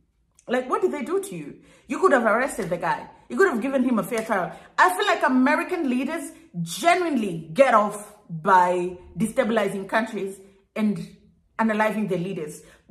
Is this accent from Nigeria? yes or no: no; Kenya; for me as a Kenyan at least, he had a little bit of affiliation with Kenya